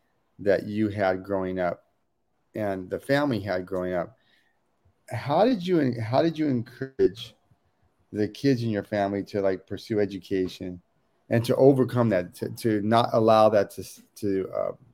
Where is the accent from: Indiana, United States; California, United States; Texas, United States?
California, United States; Oakland; And growing up in Oakland, I mean, there's certainly one of the things I love about Oakland is so multicultural.